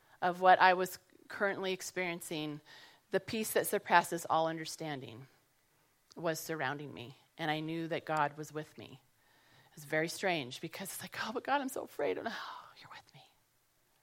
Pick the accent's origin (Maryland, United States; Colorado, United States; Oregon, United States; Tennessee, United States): Colorado, United States; moved away as an adult; also born or lived in San Jose, California; I grew up in Colorado